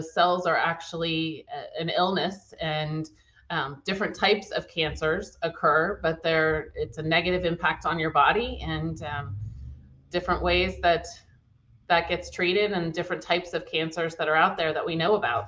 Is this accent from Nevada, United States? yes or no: no; Charlottesville, Virginia, United States; born there; I was born in Charlottesville, Virginia, and have lived all over the country and then ended up coming back to Virginia.